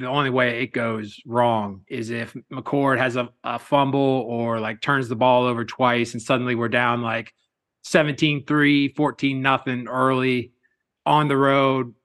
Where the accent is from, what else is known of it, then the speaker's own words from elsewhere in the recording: Marion, Ohio, United States; also born or lived in Paris; I'm from Marion